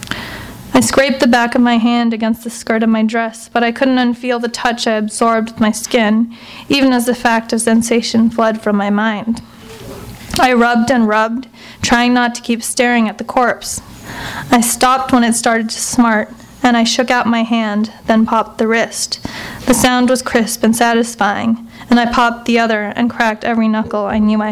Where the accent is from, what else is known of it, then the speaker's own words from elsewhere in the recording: Los Angeles, California, United States; So I was born in Van Nuys. I grew up in the Valley. I went to high school in the Valley